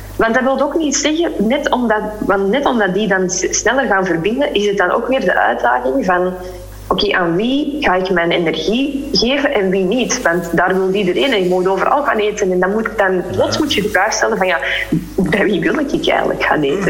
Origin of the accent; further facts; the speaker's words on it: Flanders, Belgium; moved away as an adult; also born or lived in Spain; wij als Vlamingen